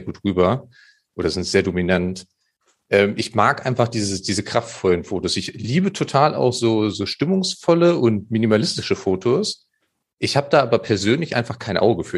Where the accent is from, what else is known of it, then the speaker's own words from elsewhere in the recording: Germany; ich bin ja am, am Harzrand äh, aufgewachsen